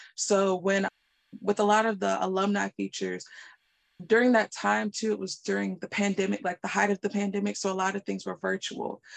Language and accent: English; Raleigh, North Carolina, United States; I am from Raleigh, North Carolina.